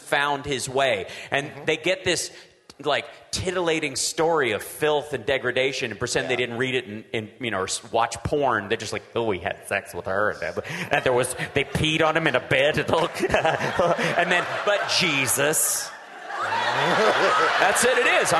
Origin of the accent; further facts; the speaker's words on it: Peaks Mill, Kentucky, United States; At my church when I was growing up in Peaksmill, Kentucky, we had a little white Christian church in every sense of the word.